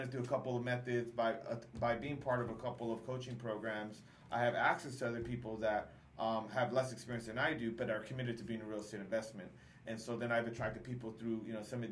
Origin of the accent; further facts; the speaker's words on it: Southern California, United States; I grew up in Southern California